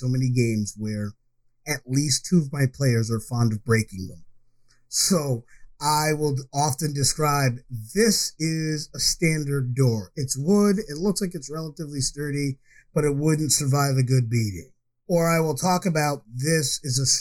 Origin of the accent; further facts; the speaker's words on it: Ithaca, New York, United States; my hometown growing up, I will always talk about the fact that Cornell University is there